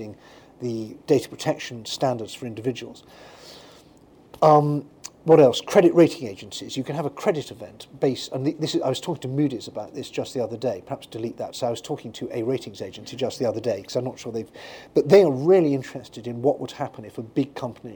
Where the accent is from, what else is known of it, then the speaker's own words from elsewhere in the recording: United Kingdom; When I grew up in Britain